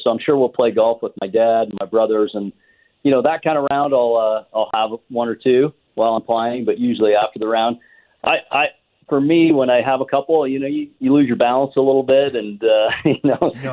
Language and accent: English; Ontario, Canada; growing up in Ontario and playing hockey